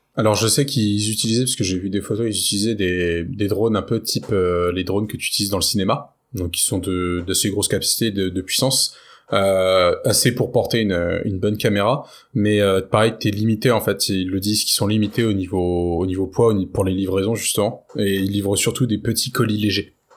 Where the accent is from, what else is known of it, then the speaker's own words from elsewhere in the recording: France; chez nous en France